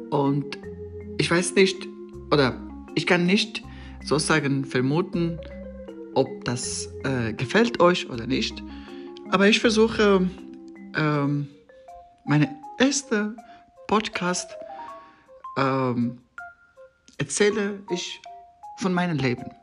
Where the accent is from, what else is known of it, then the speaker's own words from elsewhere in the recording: Afghanistan; German is a second language; zuerst ich muss sagen, äh, ich komme ur ursprünglich aus Afghanistan. Ähm, ich habe äh, in Afghanistan als äh, Journalist äh, ähm, in verschiedenen Medien gearbeitet.